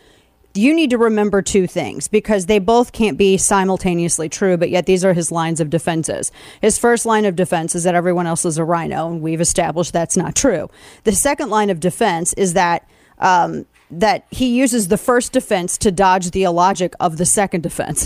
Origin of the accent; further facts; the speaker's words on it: Missouri, United States; moved away as an adult; now in Texas, United States; I was born and raised in Missouri